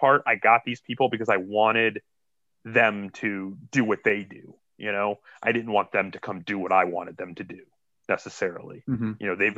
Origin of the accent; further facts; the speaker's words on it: Akron, Ohio, United States; I'm actually from Akron